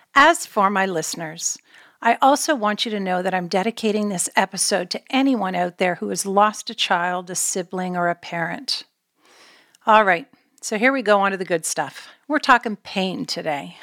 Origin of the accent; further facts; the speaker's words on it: Canada; moved away; we're Canadian born